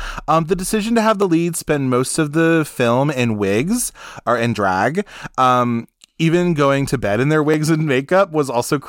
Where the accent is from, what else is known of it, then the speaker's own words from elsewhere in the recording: Ohio, United States; I grew up gay in Ohio, where boys called me a fag long before I understood my own sexuality.